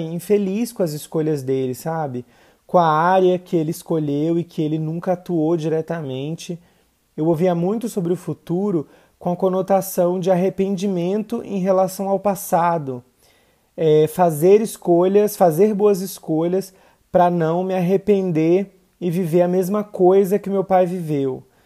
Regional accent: interior of the Northeast, Northeast Region, Brazil; moved away; o lugar de onde eu vim, né? Interior do Nordeste, sertão

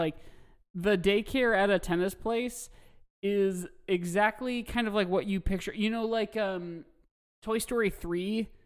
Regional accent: Carmel, Indiana, United States; I'm from Carmel, Indiana

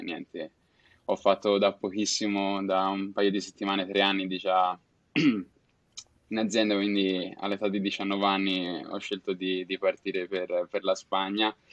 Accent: Florence, Tuscany, Italy; moved away as an adult; now in Zaragoza, Spain; vengo da Firenze però attualmente vivo a Saragozza

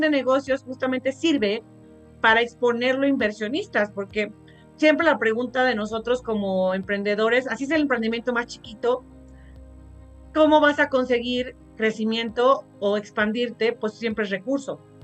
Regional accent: Mexico; Somos muy, muy mexicanos

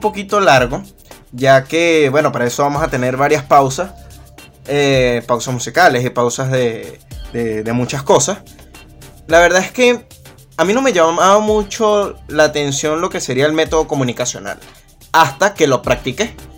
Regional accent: Caracas, Capital District, Venezuela; Yo nací aquí en Caracas en el año 1997

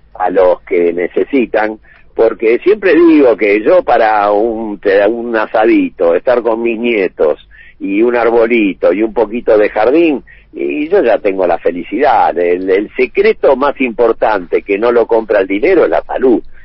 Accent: Argentina; yo soy argentino hasta, hasta, la, hasta la médula

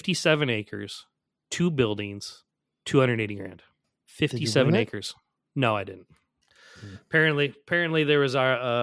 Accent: Midwest, United States; now in New Jersey, United States; And I'm from the Midwest where like you could see, like you do touch your neighbors like in subdivision.

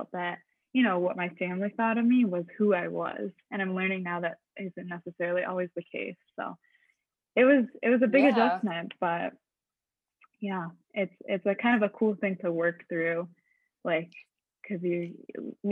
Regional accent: Michigan, United States; moved away as an adult; now in Montreal, Canada; I'm originally from Michigan. And so I moved to Montreal last year.

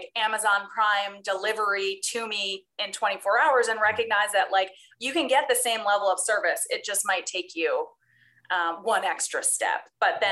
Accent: Newfoundland and Labrador, Canada; now in Calgary, Canada; I'm from Newfoundland originally

